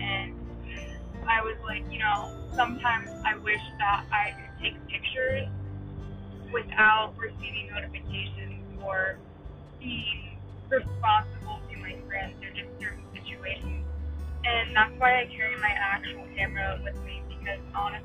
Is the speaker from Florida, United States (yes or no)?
no; Ohio, United States